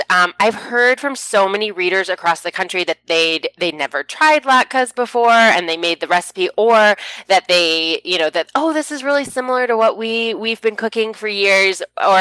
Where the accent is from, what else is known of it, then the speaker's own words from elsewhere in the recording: Ann Arbor, Michigan, United States; our family lives in Ann Arbor, Michigan, which is where I grew up. So I now get to raise my family in my hometown